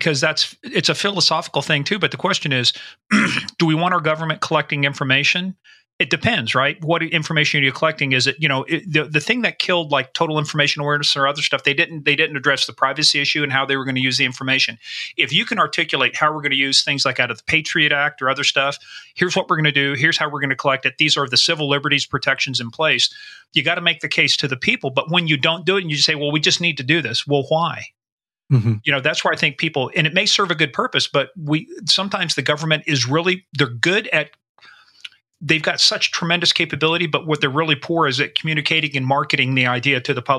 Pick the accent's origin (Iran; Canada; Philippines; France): Iran; You saw General Soleimani, who I grew up in Iran, so back in the day.